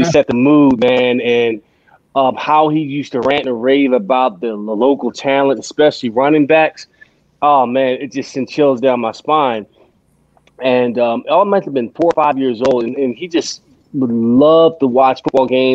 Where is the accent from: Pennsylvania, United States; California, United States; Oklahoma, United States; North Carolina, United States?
Pennsylvania, United States; Philadelphia; I grew up in Pennsylvania, Philadelphia